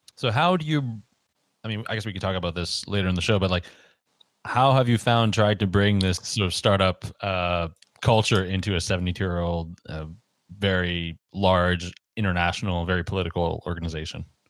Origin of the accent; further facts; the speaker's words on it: Canada; growing up in Canada